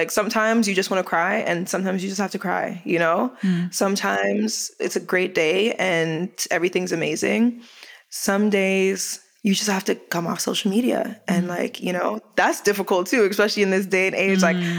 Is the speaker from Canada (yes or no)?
no; Jamaica; I was like, no, but I'm Jamaican. So I have rhythm.